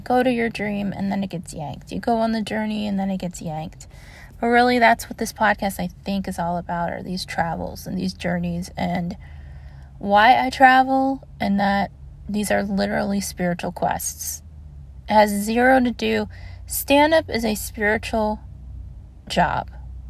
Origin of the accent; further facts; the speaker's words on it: Maryland, United States; also born or lived in Augusta, Georgia; because I grew up in Maryland, but I also grew up in Augusta, Georgia, and a huge part of my very young childhood was going between Georgia and Florida during the Gulf War